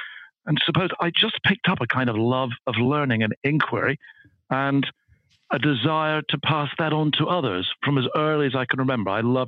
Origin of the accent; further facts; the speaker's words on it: Edinburgh, Scotland, United Kingdom; I grew up in Edinburgh. I was brought up in Scotland. I went to school in Edinburgh, high school in Edinburgh, then university in Edinburgh. So although I've lost the accent, I'm very much a Scot by background.